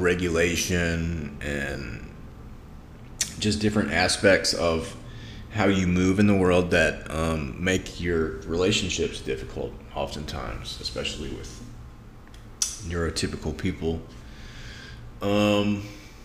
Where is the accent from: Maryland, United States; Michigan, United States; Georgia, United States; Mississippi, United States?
Mississippi, United States; Greenville; moved away as an adult; also born or lived in Austin, Texas / St. Louis, Missouri / Bay Area, California; now in Las Vegas, United States; I'm from Mississippi. Was born in 1984 in Greenville, Mississippi, which is this little town right off the river